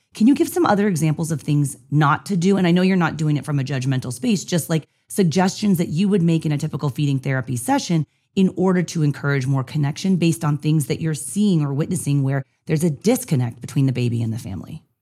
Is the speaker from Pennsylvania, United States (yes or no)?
no; San Diego, California, United States; I was from San Diego